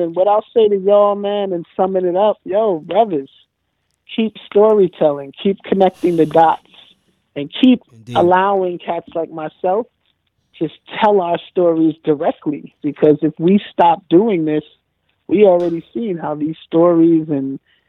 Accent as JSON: {"language": "English", "town": "New York City", "region": "New York", "country": "United States", "said": "Originally, I'm from Forest."}